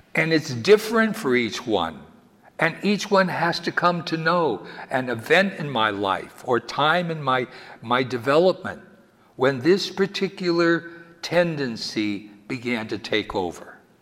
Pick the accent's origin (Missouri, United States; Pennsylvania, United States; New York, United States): Pennsylvania, United States; Wilkes-Barre; when I was a little boy growing up in Wilkes-Barre, Pennsylvania